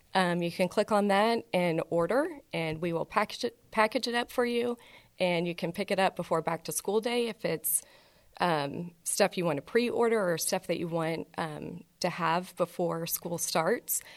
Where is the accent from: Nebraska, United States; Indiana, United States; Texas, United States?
Texas, United States; Houston; also born or lived in Chicago / Lubbock / Dallas; I was born in Chicago, grew up in Houston